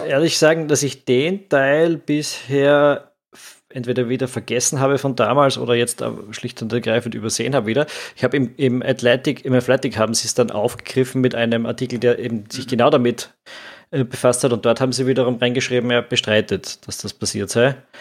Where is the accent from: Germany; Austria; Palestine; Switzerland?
Austria; als Österreicher